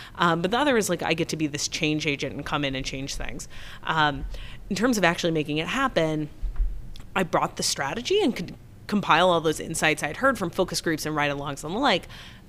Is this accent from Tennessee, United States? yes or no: yes; Memphis, Tennessee, United States; I'm not from here. I'm from Memphis.